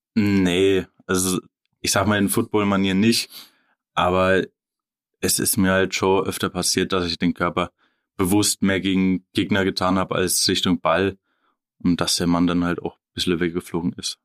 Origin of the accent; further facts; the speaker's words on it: Oerlenbach, Bavaria, Germany; also born or lived in Ebenhausen; Erlenbach, ja, da bin ich dann ab der Jugend quasi groß geworden bis, ich, bis jetzt.